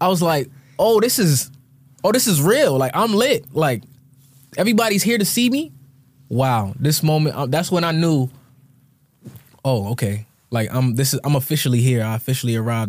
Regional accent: Bloomfield, Connecticut, United States; I grew up in Bloomfield, Connecticut, so shout out to Bloomfield.

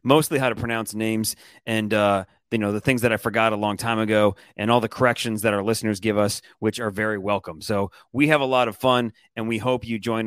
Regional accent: Detroit, Michigan, United States; now in New Orleans, United States; I was born and raised in Detroit, Michigan

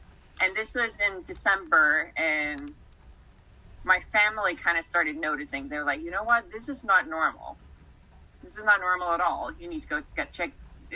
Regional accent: Denmark; moved away as an adult; I grew up in Denmark. So back then, I was still back in Denmark

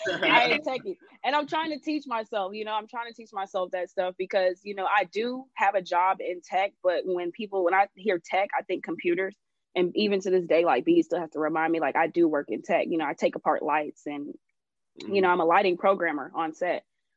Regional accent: Jamaica

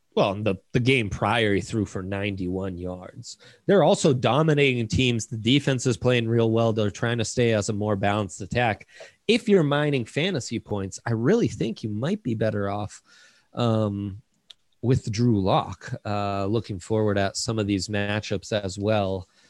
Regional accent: Italy; born or raised there; now in United States

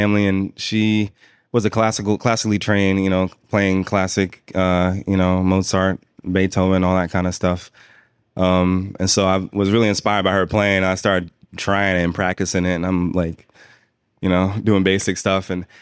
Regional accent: New York City, New York, United States; moved away as an adult; also born or lived in Philadelphia; growing up in New York City

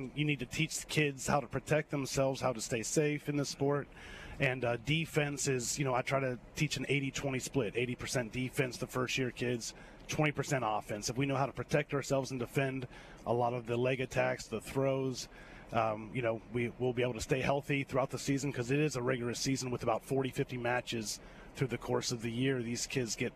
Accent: Pennsylvania, United States; now in Alabama, United States; I've been involved with wrestling since I was 5 years old growing up in Pennsylvania

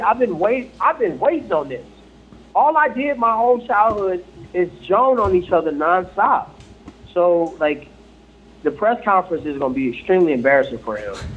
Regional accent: Ferguson, Missouri, United States; Growing up in Ferguson, you know I mean, family of 13, came from the bottom

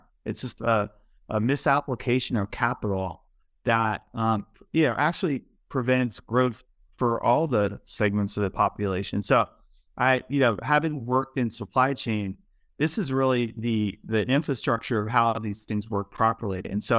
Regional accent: Baltimore, Maryland, United States; Like I mentioned, I grew up in Baltimore, and you know, I lived there for a long time and just a part of that urban, you know, play.

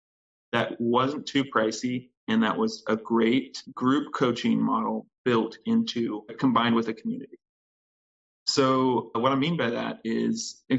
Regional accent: Texas, United States; moved away; I'm from Texas originally

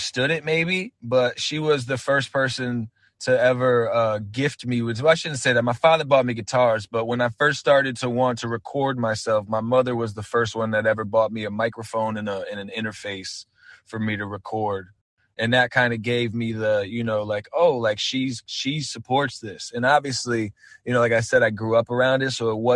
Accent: Torrington, Connecticut, United States; I'm born and raised in Torrington, Connecticut, which is like northwest corner of Connecticut

